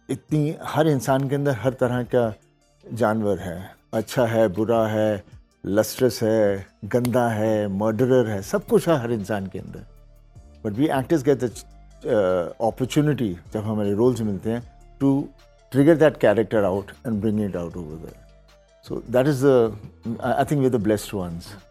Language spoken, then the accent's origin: Hindi; Punjab, India; जो हम पंजाबी लोग होते हैं सब में कला है